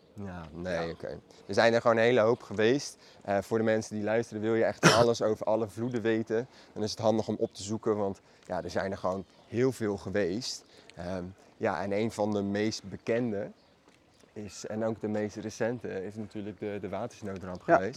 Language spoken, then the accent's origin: Dutch; Maassluis, South Holland, Netherlands; Allebei zijn wij geboren en getogen in Maasluis